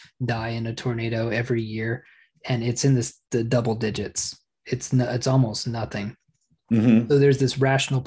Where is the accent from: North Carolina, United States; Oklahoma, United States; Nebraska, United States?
Oklahoma, United States; Growing up in Oklahoma